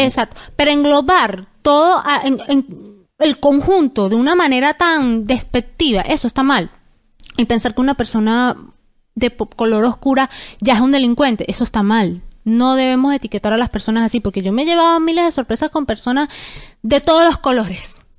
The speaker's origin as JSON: {"language": "Spanish", "country": "Venezuela", "moved": "yes", "said": "nosotros como venezolanos"}